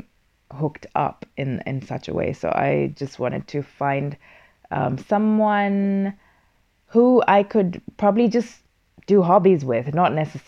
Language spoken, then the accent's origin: English; Kenya; now in Finland; as a Kenyan